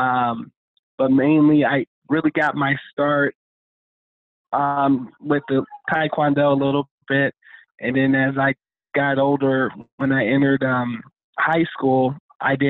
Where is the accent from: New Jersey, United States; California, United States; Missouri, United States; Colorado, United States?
California, United States; West Covina; also born or lived in Los Angeles, California; I was raised in West Covina, California